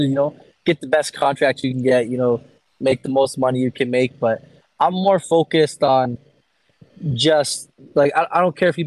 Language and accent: English; Canada; I'm grateful to be Canadian